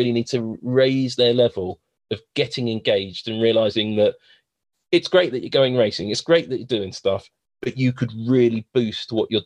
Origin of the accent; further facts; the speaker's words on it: London, United Kingdom; Southeast London, if you try and said that where I grew up